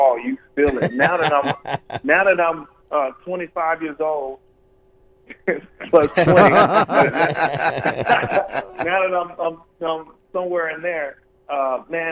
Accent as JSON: {"language": "English", "town": "Pine Bluff", "region": "Arkansas", "country": "United States", "tie": "born or raised there", "said": "My hometown of Pine Bluff"}